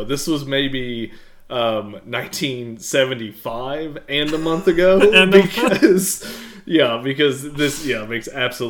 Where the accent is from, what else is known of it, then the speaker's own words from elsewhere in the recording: Eastern Kentucky, United States; growing up in Eastern Kentucky